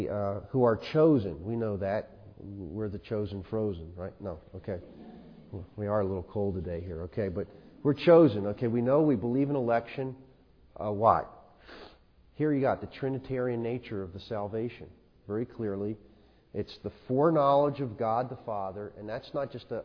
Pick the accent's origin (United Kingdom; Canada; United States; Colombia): United States; Philadelphia, Pennsylvania; I grew up in South Philadelphia